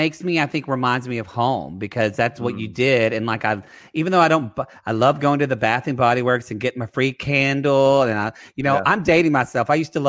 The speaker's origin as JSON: {"language": "English", "region": "Oklahoma", "country": "United States", "said": "I'm from Oklahoma"}